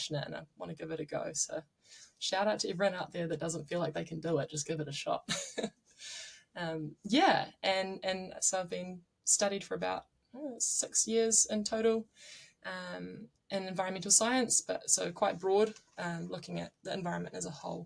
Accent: Nelson, New Zealand; now in Auckland, New Zealand; I'm originally from Whakatū in Nelson, the top of the South Island, and I grew up doing a lot of tramping

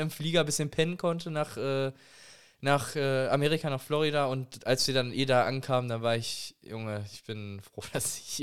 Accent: Germany; Und dann so, ja, das ist halt mein Name, aber ich bin halt Deutscher

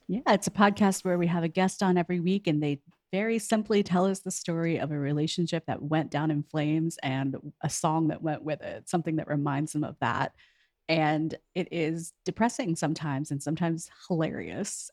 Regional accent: near Houston, Texas, United States; moved away as an adult; also born or lived in New York; I'm from Texas, I'm from near Houston

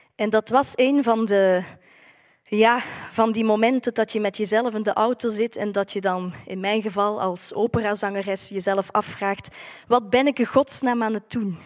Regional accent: Maaseik, Flanders, Belgium; accent: Limburg; naar huis, naar Limburg, dat u misschien al aan mijn accent hebt kunnen horen. Naar Maasijk is een mooi stadje aan de Maas

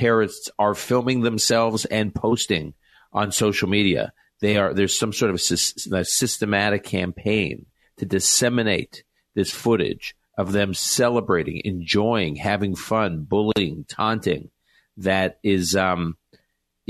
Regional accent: United States; as an American Jew and as someone who has family in Israel

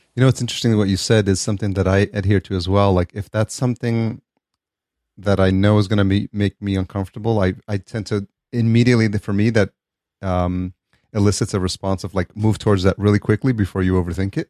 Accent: New York, United States; now in California, United States; growing up in New York

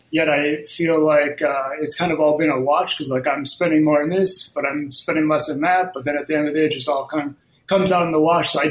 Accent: Midwest, United States; So I moved from the Midwest uh, about six months ago, and uh, it was just like I've never moved anywhere uh, outside probably a 20 mile radius

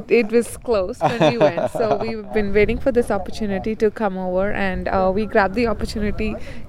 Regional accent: Tempe, Arizona, United States; So I'm from Tempe, Arizona

